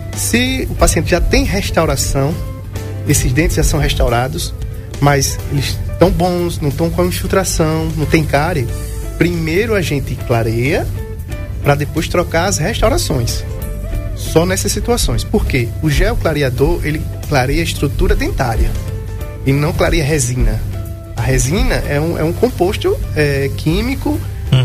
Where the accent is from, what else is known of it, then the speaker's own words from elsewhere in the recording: Brazil; eu sou aqui do Alto do Cruzeiro, morei na Governador a vida toda